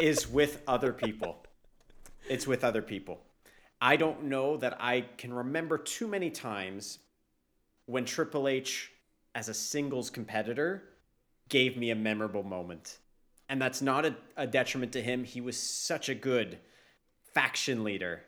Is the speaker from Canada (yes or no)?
yes; Canada; as a Canadian